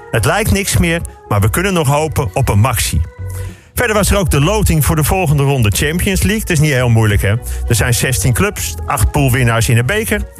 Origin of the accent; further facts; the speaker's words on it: Amsterdam, North Holland, Netherlands; Ik kom uit Amsterdam